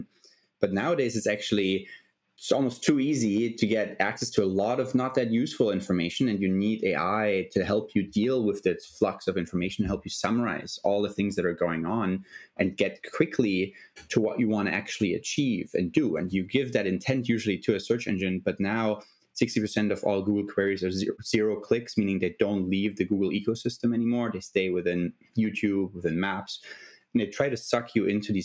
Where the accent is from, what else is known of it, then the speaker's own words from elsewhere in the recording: Germany; moved away as an adult; I'm originally from Germany